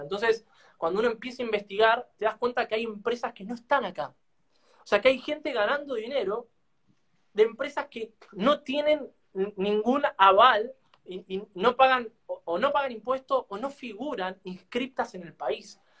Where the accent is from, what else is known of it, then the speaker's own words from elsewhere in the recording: Argentina; nosotros acá en Argentina